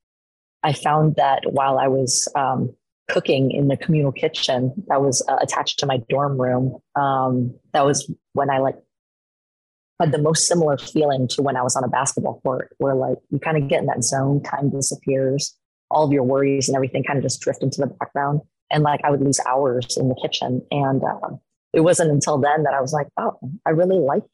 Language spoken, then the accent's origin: English; Portland, Oregon, United States; I was born and raised here in Portland, Oregon.